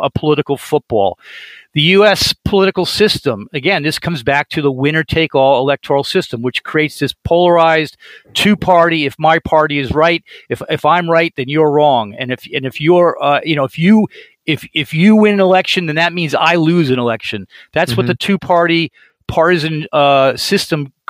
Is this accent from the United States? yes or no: yes; United States; as an American